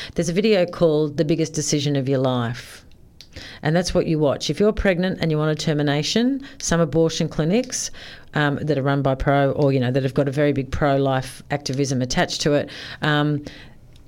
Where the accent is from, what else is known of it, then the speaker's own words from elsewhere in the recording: Sydney, New South Wales, Australia; I grew up in Sydney